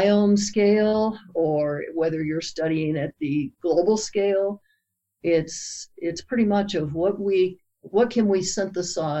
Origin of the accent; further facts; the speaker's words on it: Lexington, Kentucky, United States; I grew up in Lexington, Kentucky